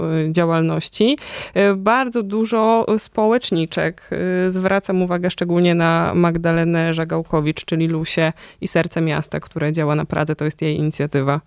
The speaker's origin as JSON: {"language": "Polish", "town": "Warsaw", "region": "Masovian Voivodeship", "country": "Poland", "said": "my, warszawiacy, warszawianki"}